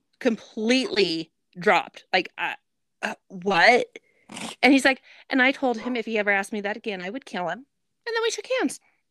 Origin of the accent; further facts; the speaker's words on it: Nevada, United States; moved away; Okay, yeah, I grew up in Nevada.